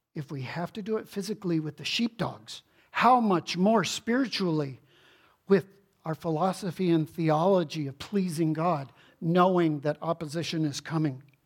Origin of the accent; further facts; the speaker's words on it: Houston, Texas, United States; growing up in Houston, Texas